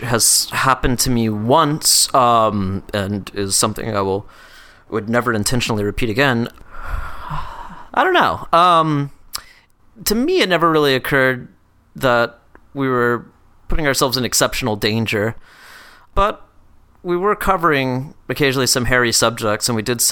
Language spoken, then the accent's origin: English; Atlanta, Georgia, United States; moved away as an adult; also born or lived in New York; I'm from Atlanta